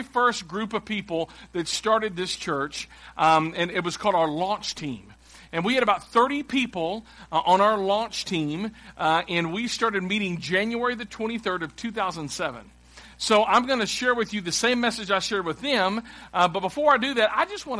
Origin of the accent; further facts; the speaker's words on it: Clarksville, Tennessee, United States; moved away as an adult; also born or lived in Dallas; I'm from Clarksville, and I grew up in a church downtown, a church called First Baptist Church of Clarksville, Tennessee. I grew up there as a kid